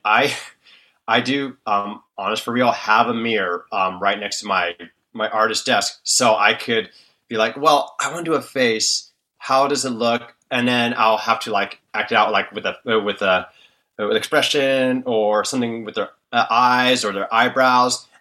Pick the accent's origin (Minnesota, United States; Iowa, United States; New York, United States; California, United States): California, United States; Bay Area; I was born and raised in the Bay Area of California.